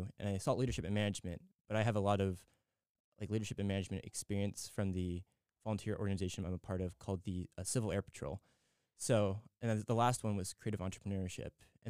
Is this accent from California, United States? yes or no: yes; San Diego, California, United States; also born or lived in Maryland; but I was born in Maryland, and then we've been to the California and a couple bits of the East Coast, but I've spent between half to two-thirds of my life in California. So California, San Diego specifically, is definitely my home.